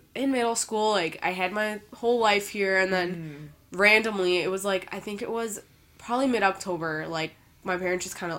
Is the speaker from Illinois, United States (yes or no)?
yes; Evanston, Illinois, United States; So, like, I guess you can say I was born and raised in Chicago, but then I moved to the northern suburbs when I was about, like, 3 or 4 years old, so I went to school there.